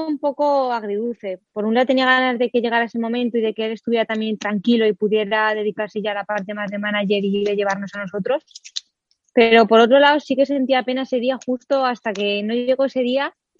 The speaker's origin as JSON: {"language": "Spanish", "town": "Villa del Prado", "region": "Community of Madrid", "country": "Spain", "tie": "born or raised there", "said": "comencé a los nueve añitos a competir en la categoría de Benjamín de segundo año en la Unión Ciclista Villa del Prado de Aire de mi pueblo"}